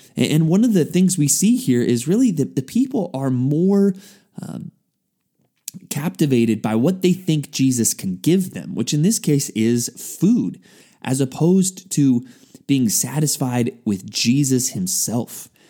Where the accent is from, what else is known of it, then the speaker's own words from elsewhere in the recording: San Antonio, Texas, United States; as a high school student growing up in San Antonio, Texas